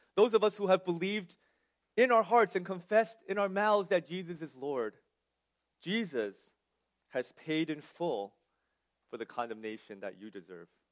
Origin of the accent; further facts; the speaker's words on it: New Jersey, United States; also born or lived in California; I was born and raised in New Jersey